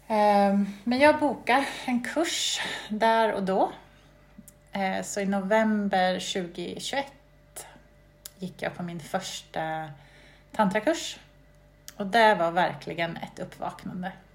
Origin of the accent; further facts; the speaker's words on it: Sweden; moved away as an adult; also born or lived in England; jag var väl hemma i Sverige det året